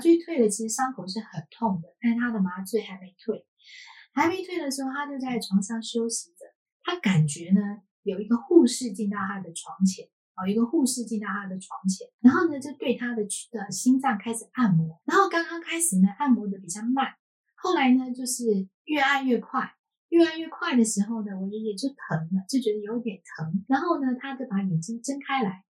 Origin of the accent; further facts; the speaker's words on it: Taiwan; 我是，呃，生活在，出生就是在台湾